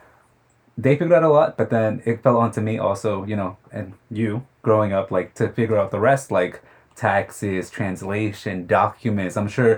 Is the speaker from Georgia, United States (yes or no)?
no; Queens, New York, United States; I grew up in Queens, born and raised my whole life here. It's... I liked it. I bleed Queens.